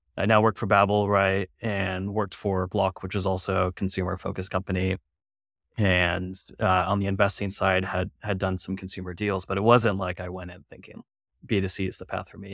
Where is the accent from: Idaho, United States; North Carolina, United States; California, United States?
California, United States; moved away as an adult; also born or lived in San Francisco / Rotterdam / Berlin; now in New York, United States; I was raised in California